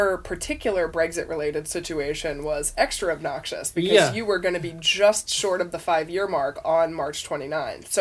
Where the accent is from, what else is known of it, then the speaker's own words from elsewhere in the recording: United States; moved away; As an American